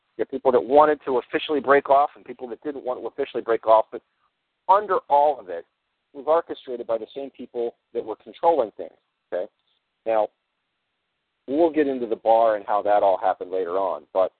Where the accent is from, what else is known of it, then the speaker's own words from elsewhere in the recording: United States; No, I'm not any part of Stafford, Ontario. I'm actually an American.